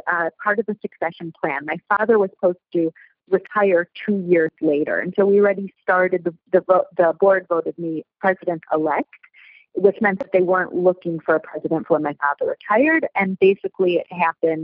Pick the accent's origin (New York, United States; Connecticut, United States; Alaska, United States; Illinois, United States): Illinois, United States; Chicago; moved away as an adult; now in Israel; I live in Israel. I grew up in Chicago, moved to Israel after I got married around 16 years ago